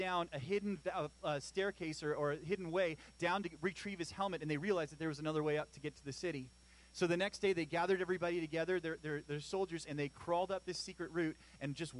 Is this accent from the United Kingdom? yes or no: no; Chilliwack, British Columbia, Canada; I grew up in Chilliwack